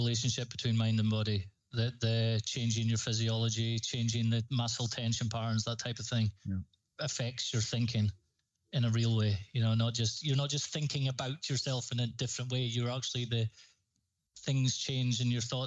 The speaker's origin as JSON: {"language": "English", "area": "Highlands", "region": "Scotland", "country": "United Kingdom", "said": "If people haven't noticed my voice, I'm from Scotland. I'm from the Highlands in Scotland."}